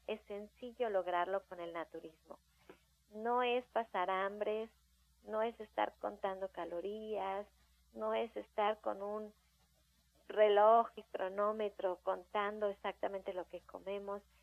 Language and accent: Spanish; Mexico